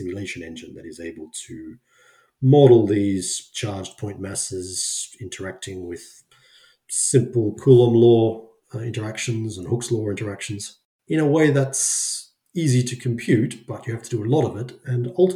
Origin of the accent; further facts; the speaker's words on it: Brisbane, Queensland, Australia; moved away as an adult; now in Sweden; growing up in Australia